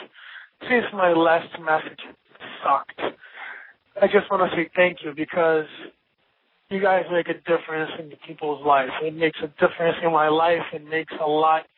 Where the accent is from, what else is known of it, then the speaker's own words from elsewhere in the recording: Brazil; English is a second language; I'm from Brazil